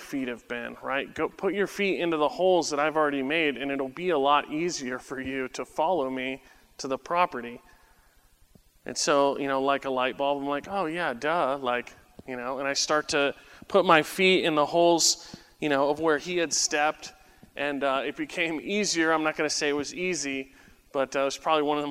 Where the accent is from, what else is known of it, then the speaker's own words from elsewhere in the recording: San Diego, California, United States; growing up in San Diego